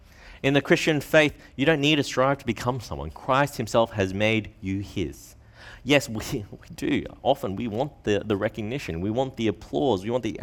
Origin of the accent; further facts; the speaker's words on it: Australia; born there; I'm Australian-born Chinese, that's how I identify myself.